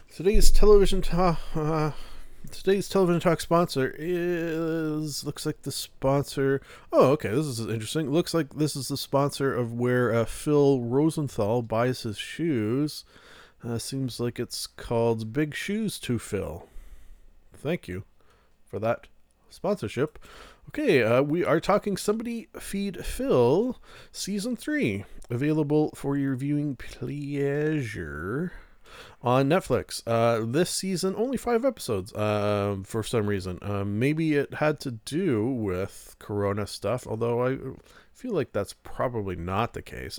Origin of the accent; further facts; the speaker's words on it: Canada; we're Canadian